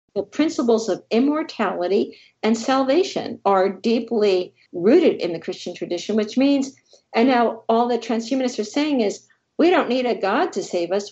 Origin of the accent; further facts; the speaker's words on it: New Jersey, United States; I grew up in New Jersey